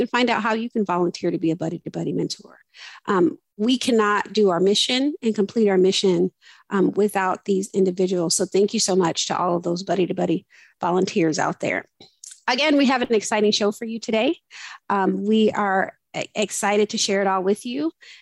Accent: Chicago, Illinois, United States; I grew up really in Chicago, like literally the south side of Chicago.

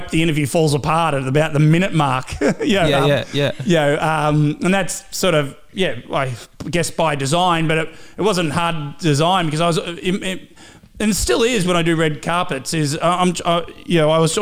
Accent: Cobram, Victoria, Australia; accent: Aussie; moved away; I'm from Cobram on the Murray River, just north of Shepparton.

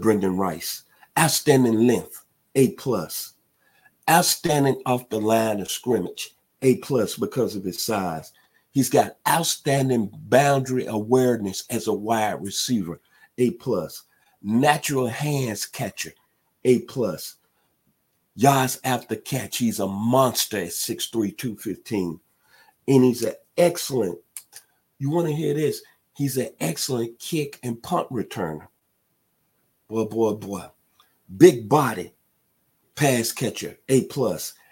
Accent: Memphis, Tennessee, United States; now in Atlanta, United States; in my hometown of Memphis, Tennessee

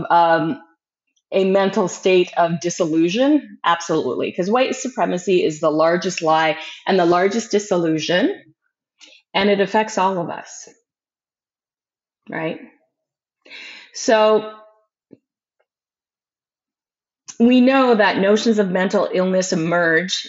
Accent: Canada; We as Canadian taxpayers

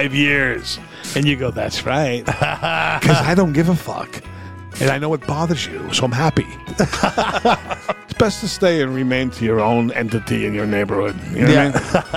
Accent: Somerville, Massachusetts, United States; moved away; here I am from Somerville, where we played fucking street hockey

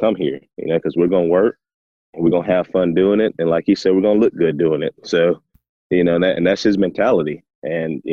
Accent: Tift County, Georgia, United States; my hometown, Tift County.

